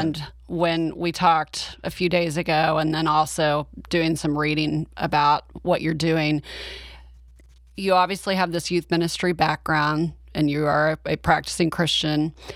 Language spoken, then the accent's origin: English; Oklahoma, United States; I'm from Oklahoma.